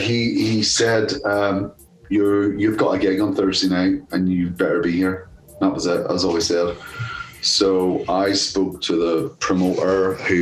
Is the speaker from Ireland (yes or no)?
yes; Ireland; And then I'm Irish as well. And there wasn't a great feeling for a lot of Irish people in Birmingham at the time with all the IRA bonds and all this fucking shit.